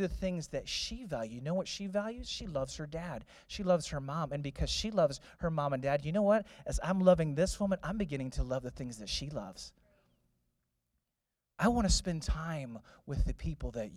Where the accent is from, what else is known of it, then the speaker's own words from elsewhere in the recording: St. Louis, Missouri, United States; I was born in St. Louis.